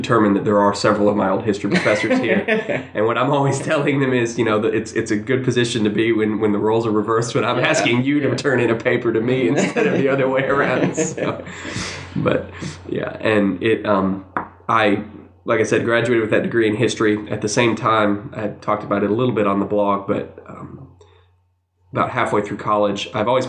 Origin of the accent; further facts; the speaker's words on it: Savannah, Georgia, United States; moved away as an adult; now in Athens, United States; I grew up in Savannah